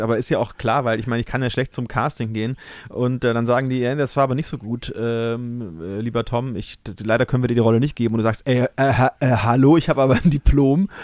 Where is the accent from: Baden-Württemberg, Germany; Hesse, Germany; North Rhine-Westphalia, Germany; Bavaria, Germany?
Bavaria, Germany; Brunn; moved away as an adult; also born or lived in Cologne / Munich; now in Berlin, Germany; daheim da, wo ich äh, aufgewachsen bin, in Brunn